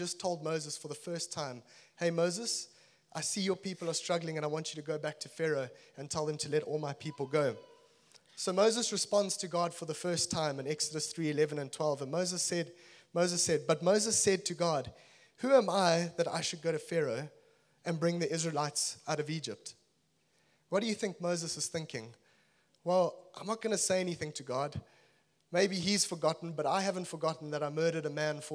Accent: Zimbabwe; moved away; also born or lived in Natal, South Africa / Cape Town, South Africa; I'm originally from Zimbabwe

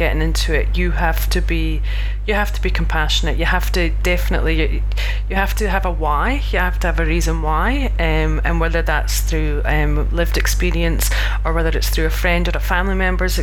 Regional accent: Scotland, United Kingdom; I'm this Scottish chick

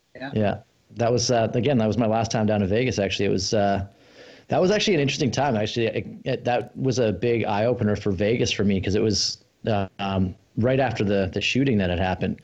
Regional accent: Australia; moved away; I was born in Australia and my family's still down there

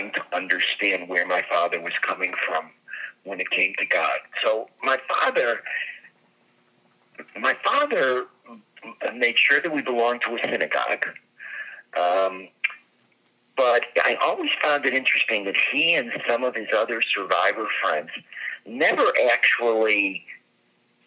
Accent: Chicago, Illinois, United States; I grew up in Chicago.

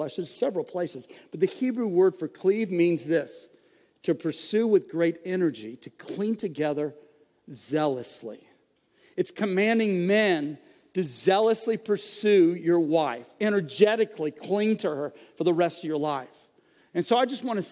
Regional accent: Florida, United States; I grew up in Florida

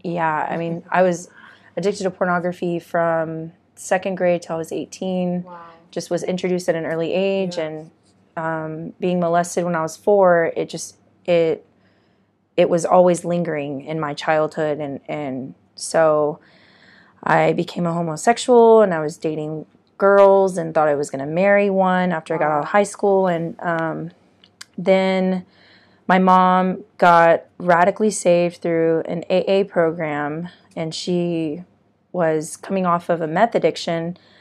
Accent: Corpus Christi, Texas, United States; also born or lived in Arlington, Texas; I originally grew up in Corpus Christi. I was born in Arlington, Texas, but moved to Corpus

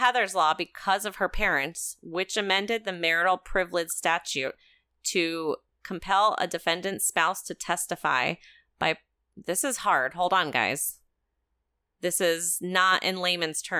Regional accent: Connecticut, United States; I am from Connecticut, and I've never been to Maine

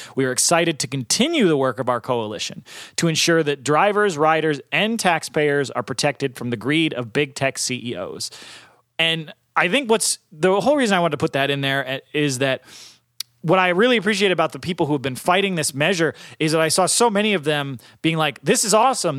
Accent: Northeast, United States; I'm from the Northeast

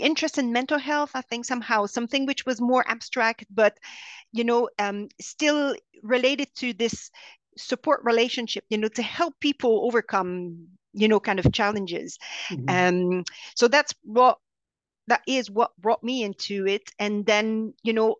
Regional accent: Montreal, Quebec, Canada; accent: French Canadian; English is a second language; moved away as an adult; now in London, United Kingdom; I am from Montreal, so I'm French Canadian. You can hear that in my strange accent

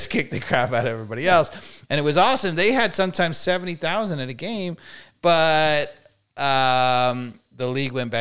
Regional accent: New York, United States; moved away; I was from New York kid

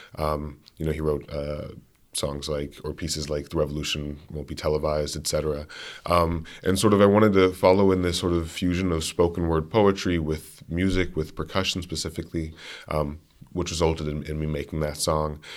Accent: Berea, Kentucky, United States; moved away as an adult; now in Grinnell, United States; growing up in Berea is a really interesting, uh, really unique experience.

